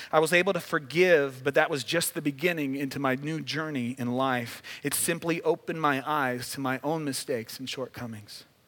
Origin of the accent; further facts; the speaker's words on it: Midwest, United States; now in Southern California, United States; I grew up in the Midwest